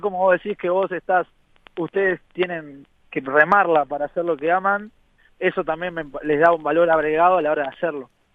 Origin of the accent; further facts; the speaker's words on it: Uruguay; nosotros nos gusta pensar como uruguayos